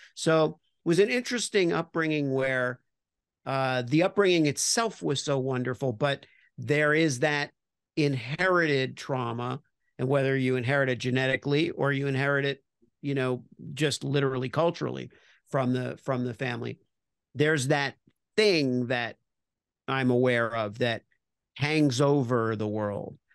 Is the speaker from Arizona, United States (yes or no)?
no; Miami Beach, Florida, United States; I grew up in Miami Beach